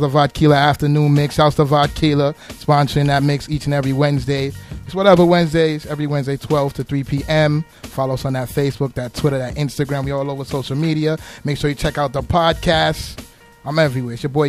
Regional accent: New York City, New York, United States; We grew up in Brooklyn together

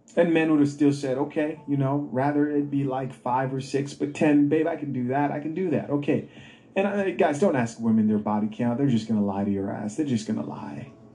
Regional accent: Zambia; moved away; In Zambia, my home country

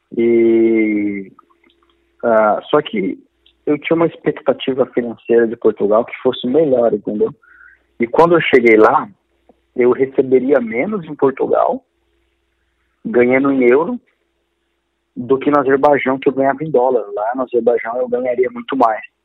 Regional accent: Diadema, São Paulo, Brazil; nasci em Diadema

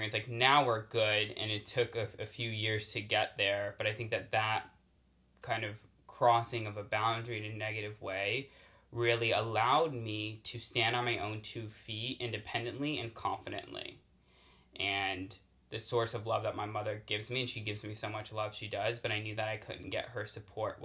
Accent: Connecticut, United States; moved away as an adult; now in California, United States; I grew up in Connecticut

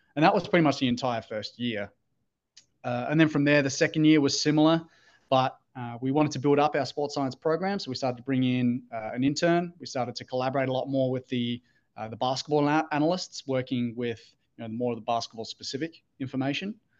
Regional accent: Australia; moved away as an adult; also born or lived in Gold Coast, Australia; now in Pittsburgh, United States; Australian, uh, grew up, born and raised in Australia

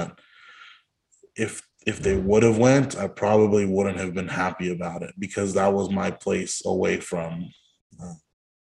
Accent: Hanford, California, United States; moved away as an adult; also born or lived in Eureka, California / Santa Cruz, California; I grew up in Hanford near Fresno

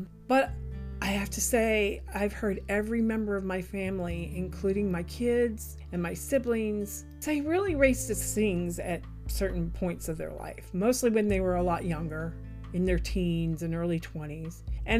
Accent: Midwest, United States; And especially because I was brought up in the Midwest, where manners were everything.

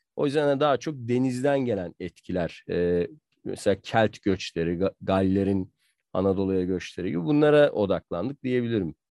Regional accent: Southern Marmara, Turkey; ben de Marmaralıyım aslında. Marma, Güney Marmara'da doğup büyüdüm

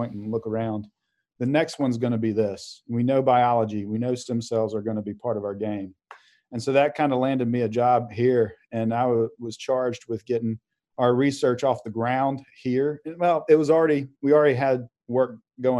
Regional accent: Auburn, Alabama, United States; moved away as an adult; also born or lived in Vail, Colorado; I grew up in Auburn, Alabama, decided I should not go to undergrad there

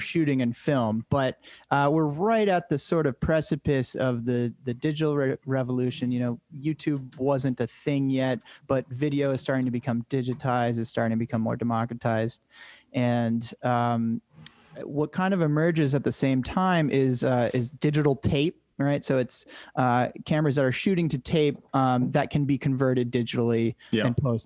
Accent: Cape Cod, Massachusetts, United States; born or raised there

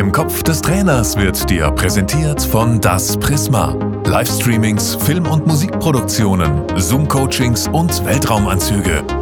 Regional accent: Lake Constance, Baden-Württemberg, Germany; Ich bin ja, ich bin ja kein Hesse, ich komme ja vom Bodensee, bin ja Badner

